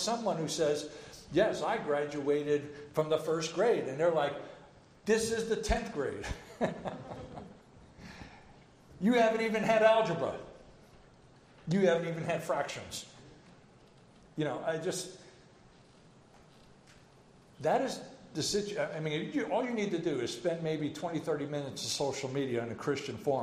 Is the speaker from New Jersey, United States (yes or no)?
yes; New Jersey, United States; also born or lived in Edinburgh, Scotland; I'm from New Jersey